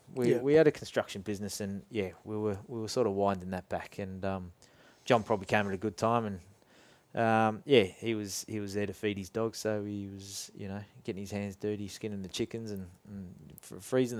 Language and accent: English; Scotland, United Kingdom; born there; As a youngster, I was born in Scotland, and my dad would take me there into the farms and fields where he grew up in Scotland